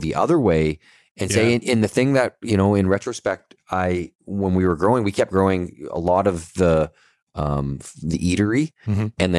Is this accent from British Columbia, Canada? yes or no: yes; Kelowna, British Columbia, Canada; I'm born and raised in Kelowna